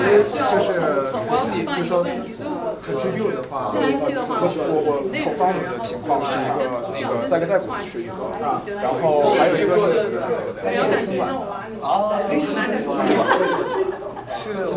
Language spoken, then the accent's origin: Chinese; China; 其实我觉得是我们中国人在这要学会这边的规则来运行。